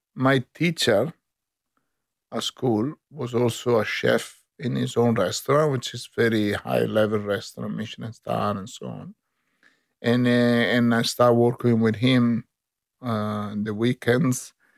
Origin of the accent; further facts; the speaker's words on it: Brescia, Lombardy, Italy; English is a second language; moved away as an adult; now in Sydney, Australia; I come from the Alps, on the, on the Alps and Lake of Northern Italy, exactly from, uh, Brescia, on the Garda Lake.